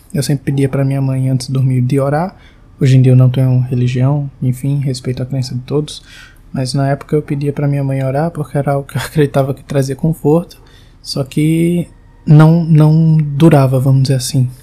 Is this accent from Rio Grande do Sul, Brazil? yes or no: no; João Pessoa, Paraíba, Brazil; eu sou de João Pessoa, tenho 22 anos